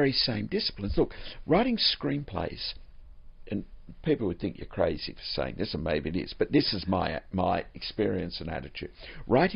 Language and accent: English; Australia; moved away as an adult; also born or lived in Florida, United States; Growing up in Australia, which is a strange place to grow up